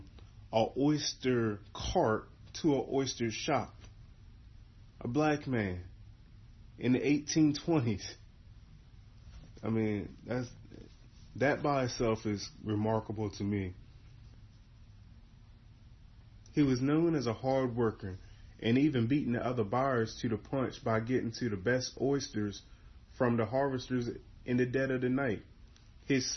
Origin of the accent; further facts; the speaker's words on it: Eastern Shore of Virginia, United States; I'm from Withlands on the Eastern Shore of Virginia